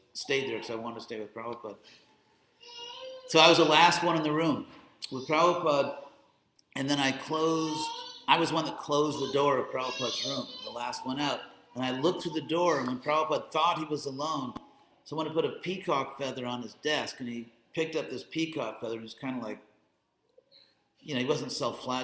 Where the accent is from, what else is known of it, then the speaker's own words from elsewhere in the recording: West Coast, United States; also born or lived in Beverly Hills / Berkeley; I'm from the West Coast